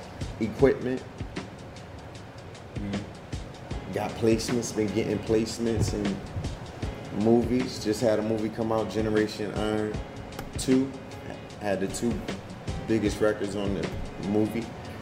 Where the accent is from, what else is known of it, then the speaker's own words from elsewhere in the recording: Bridgeport, Connecticut, South Carolina, United States; now in Georgia, United States; I'm originally from Bridgeport, Connecticut